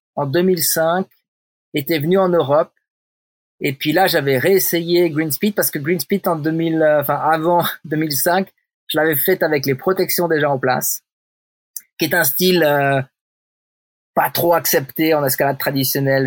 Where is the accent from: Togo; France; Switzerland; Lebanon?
Switzerland; je suis un Suisse, parle français